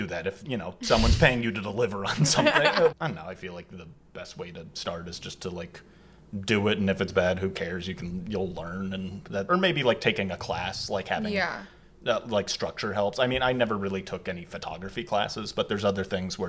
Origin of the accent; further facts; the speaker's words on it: San Diego, California, United States; I'm from San Diego originally, but I have a lot of family in L.A.